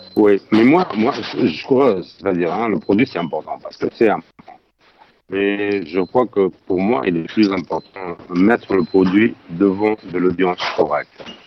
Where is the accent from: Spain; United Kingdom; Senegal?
Spain; French is a second language; now in France; je suis espagnol